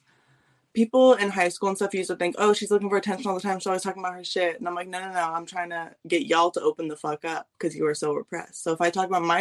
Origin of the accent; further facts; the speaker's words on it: Sebastopol, California, United States; moved away as an adult; also born or lived in Santa Rosa, California / Oakland, California / San Francisco, California; now in Seattle, United States; I went to school in Sebastopol my whole life